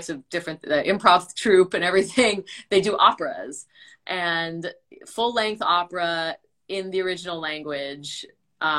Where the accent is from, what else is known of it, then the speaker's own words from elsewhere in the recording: Long Island, New York, United States; I'm from Long Island, New York.